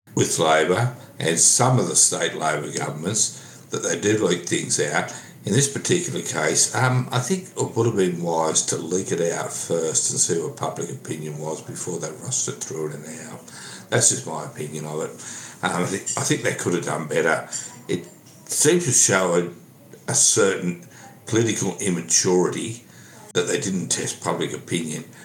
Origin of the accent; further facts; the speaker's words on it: Sydney, New South Wales, Australia; I went to school in Sydney.